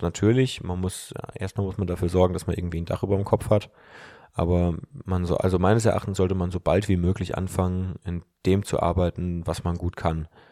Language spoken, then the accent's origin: German; the West, West Germany, Germany; bei uns im Westen